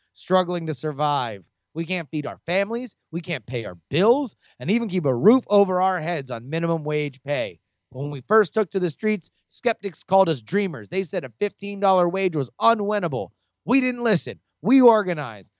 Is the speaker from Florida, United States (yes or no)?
yes; Davie, Florida, United States; where I grew up in Davie